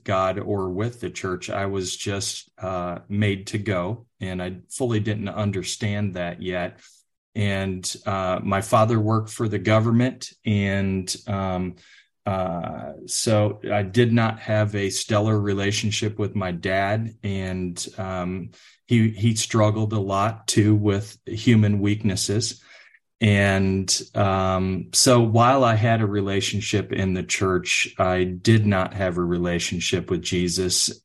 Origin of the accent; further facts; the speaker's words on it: outside Chicago, Illinois, United States; now in Texas, United States; I grew up outside Chicago in one of the northwest suburbs.